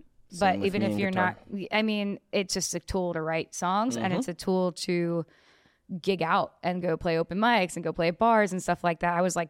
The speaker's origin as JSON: {"language": "English", "region": "New York", "country": "United States", "tie": "born or raised there", "also_born_or_lived": "New Jersey", "lives_now": "Los Angeles, United States", "said": "New York. And Jersey, like a little bit of both. Started, I was born at Brooklyn, Long Island, yeah, for like half of my life, and then eventually Dirty Jersey."}